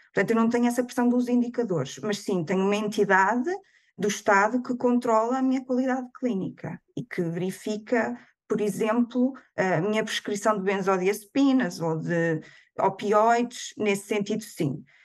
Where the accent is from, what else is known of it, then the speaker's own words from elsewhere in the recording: Viseu, Centro, Portugal; moved away as an adult; also born or lived in Lisbon; now in Skærbæk, Denmark; no Hospital Distrital de Viseu, de onde sou proveniente